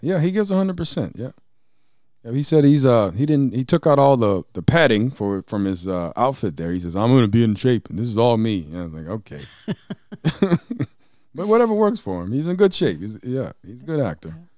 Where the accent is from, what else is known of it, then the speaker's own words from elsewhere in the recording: Franklin, Tennessee, United States; also born or lived in Nashville, Tennessee; now in Fredericton, Canada; Tennessee, my home state, by the way. If anybody didn't know, I was born in Nashville, raised in Franklin